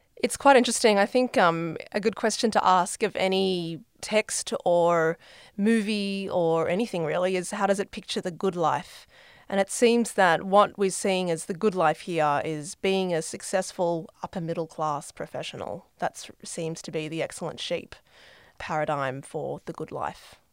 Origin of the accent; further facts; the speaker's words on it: Australia; as an Australian